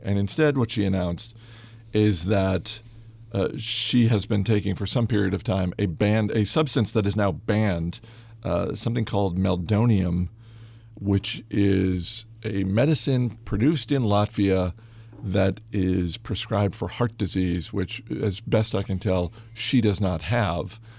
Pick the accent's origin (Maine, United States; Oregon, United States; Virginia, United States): Maine, United States; moved away; also born or lived in Massachusetts; I'm from Maine